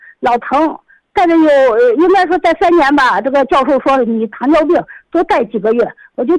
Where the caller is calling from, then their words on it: Xi'an, Shaanxi, China; 我是西安的